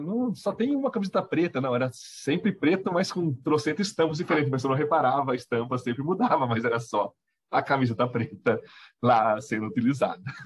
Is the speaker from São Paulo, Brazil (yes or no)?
yes; Itapira, São Paulo, Brazil; sou de Itapira